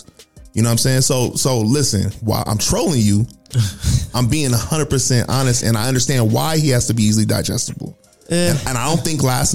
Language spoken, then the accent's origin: English; Los Angeles, California, United States; I'm from L.A.